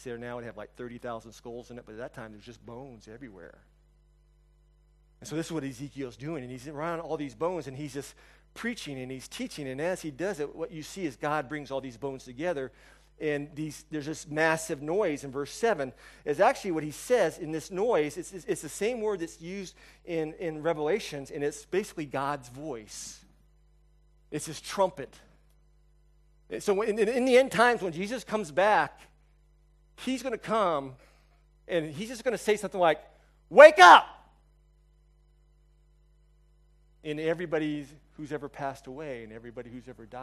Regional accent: United States; also born or lived in China; I'm an American.

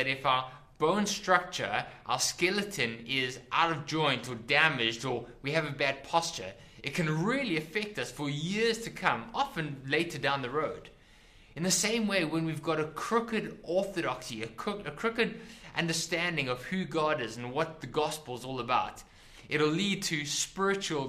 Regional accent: South Africa; When I was growing up, I grew up in South Africa.

